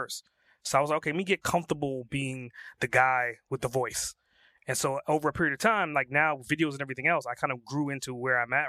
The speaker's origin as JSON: {"language": "English", "town": "New York City", "region": "New York", "country": "United States", "said": "I'm from Brooklyn"}